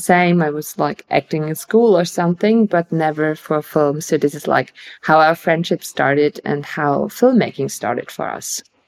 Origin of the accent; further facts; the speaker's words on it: Bavaria, Germany; I'm from Bavaria as well.